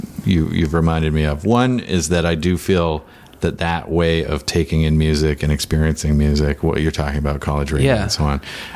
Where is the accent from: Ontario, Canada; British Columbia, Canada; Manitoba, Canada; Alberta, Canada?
British Columbia, Canada; Victoria; I'm from Victoria